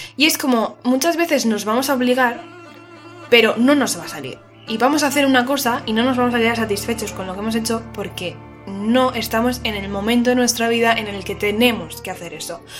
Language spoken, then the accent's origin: Spanish; Valencia, Valencian Community, Spain; soy de Valencia